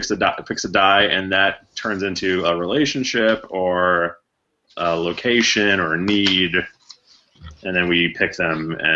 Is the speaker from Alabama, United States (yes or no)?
no; New Jersey, United States; I grew up in New Jersey, and it's the most densely populated state in the Union